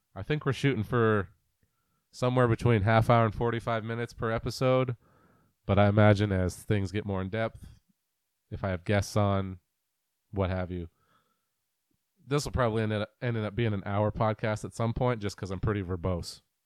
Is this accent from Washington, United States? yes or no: yes; Greater Puget Sound area, Western Washington, United States; also born or lived in Pennsylvania / Iowa / New Jersey; I was born and raised here in Western Washington, uh, in the Greater Puget Sound area